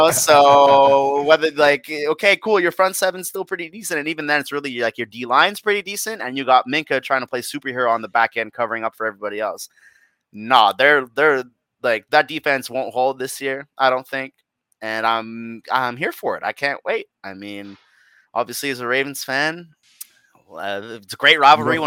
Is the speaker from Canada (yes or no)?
yes; Canada; as a Canadian